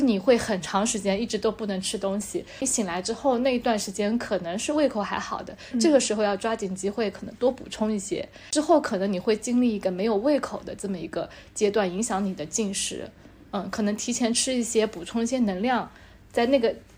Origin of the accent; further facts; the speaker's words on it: Hangzhou, Zhejiang, China; 我们这边就是我们在杭州地区